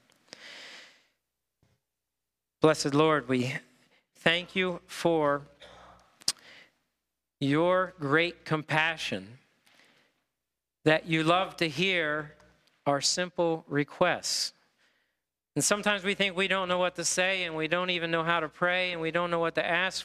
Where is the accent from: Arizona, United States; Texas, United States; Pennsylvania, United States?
Pennsylvania, United States; Harrisburg; also born or lived in Hershey; I was born in Harrisburg, Harrisburg Hospital